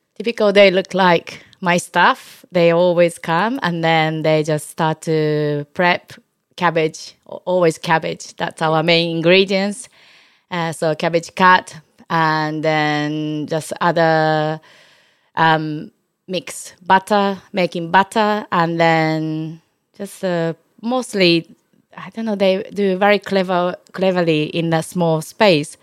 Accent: Osaka, Japan; English is a second language; moved away as an adult; now in London, United Kingdom; I brought up in Osaka

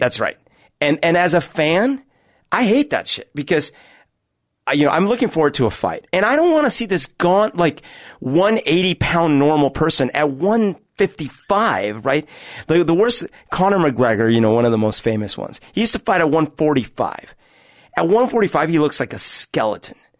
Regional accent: Bogotá, Colombia; now in Seattle, United States; I grew up at altitude in Bogota

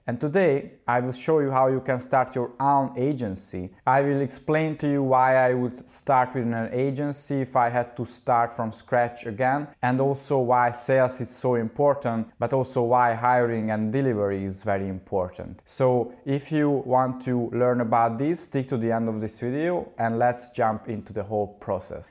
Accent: Hungary; I studied geology for six years in my home country in Hungary, Budapest

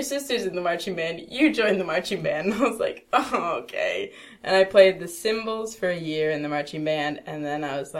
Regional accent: Baltimore, Maryland, United States; also born or lived in Florida; now in Los Angeles, United States; I'm from Baltimore.

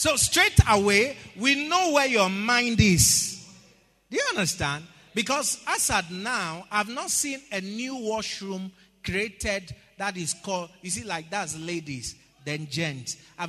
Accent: Ghana; I said, I'm a Ghanaian, but I identify as a lawyer.

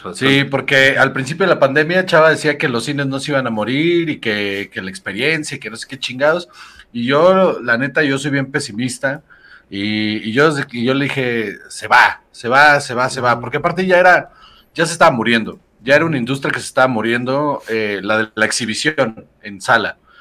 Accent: Mexico; los mexicanos somos de la verga

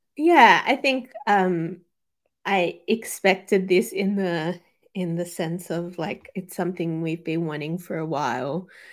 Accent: Sydney, New South Wales, Australia; both my parents are Chilean, so South American um, and I was born and raised in Sydney, particularly Western Sydney

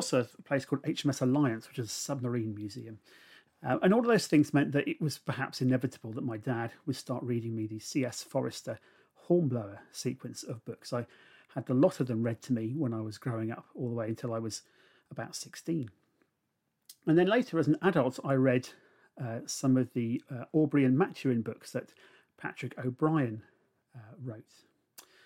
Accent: Gosport, South East England, United Kingdom; now in Somerset, United Kingdom; I grew up in a naval town on the south coast, just on the Solent. The house I lived in was 10 Fairthorn Gardens, and it was the second house that I'd lived in Gosport, which is just up the road from Portsmouth

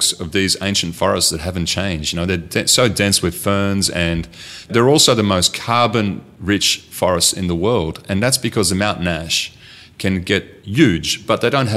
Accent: Rustenburg, North Holland, Netherlands; moved away; I grew up in a tiny little town called Rustenburg, which is right near Alkmaar in the north of Holland.

